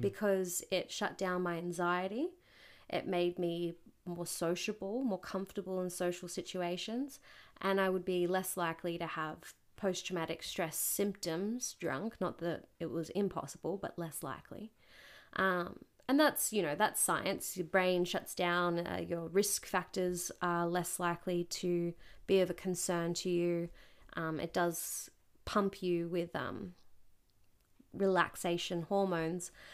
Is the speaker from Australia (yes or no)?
yes; Newcastle, New South Wales, Australia; Newcastle, my hometown where I'm from